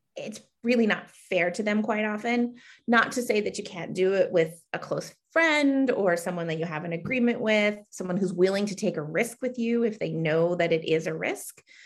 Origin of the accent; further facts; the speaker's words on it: Connecticut, United States; I hail from Connecticut